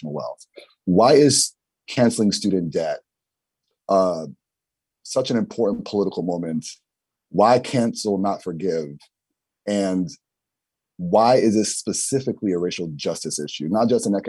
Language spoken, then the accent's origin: English; New York City, New York, United States; a poor Black person growing up in the Bronx